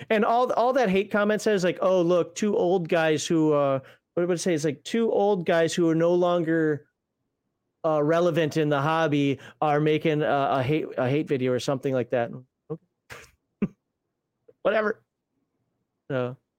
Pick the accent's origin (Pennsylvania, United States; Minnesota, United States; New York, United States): Minnesota, United States; accent: Minnesota; that's my Minnesota accent, and that's one of the few Minnesota words that I'm not gonna be able to get rid